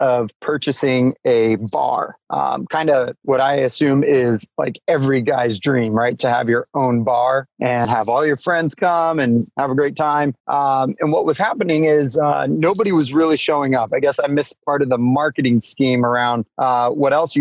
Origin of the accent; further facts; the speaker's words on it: Alaska, United States; growing up in Alaska